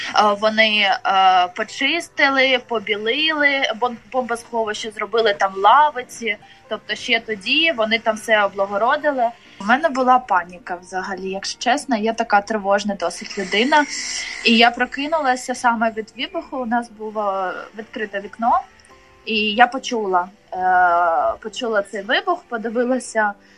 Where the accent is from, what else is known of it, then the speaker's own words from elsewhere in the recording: Mariupol, Donetsk Oblast, Ukraine; now in Kharkiv, Ukraine; Я родом з Маріуполя, але жила у Харкові з 2008 року